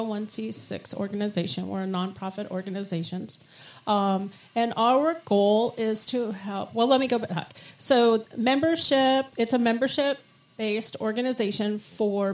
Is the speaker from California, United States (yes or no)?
yes; San Diego, California, United States; also born or lived in New York; So I was born in New York and moved out to San Diego when I was five. Grew up here